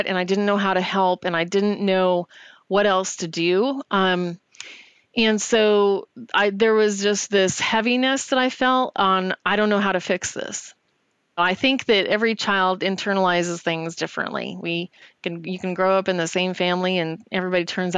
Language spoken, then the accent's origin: English; Yucaipa, California, United States; I'm originally from Yucaipa, California, which is a relatively small town